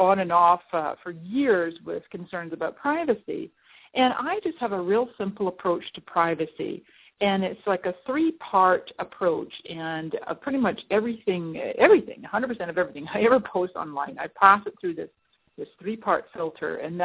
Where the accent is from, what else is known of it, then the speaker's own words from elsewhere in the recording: Scotland, United Kingdom; moved away as an adult; also born or lived in Canada; now in San Diego, United States; I am Scottish-Canadian. I was born in Canada. I spent 20 years in Scotland